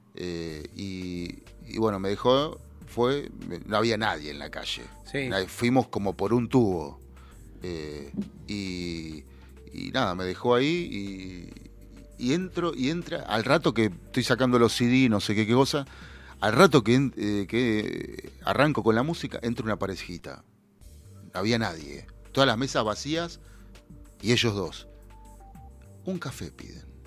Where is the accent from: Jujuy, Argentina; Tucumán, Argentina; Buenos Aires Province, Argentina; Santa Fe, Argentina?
Buenos Aires Province, Argentina; yo no soy porteño de ley, yo soy bonaerense pero la capital está muy cerca